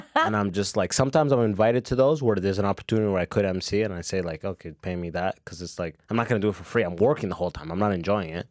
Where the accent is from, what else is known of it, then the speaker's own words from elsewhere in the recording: London, Ontario, Canada; also born or lived in Sudan; now in Toronto, Canada; I'm coming from my hometown, London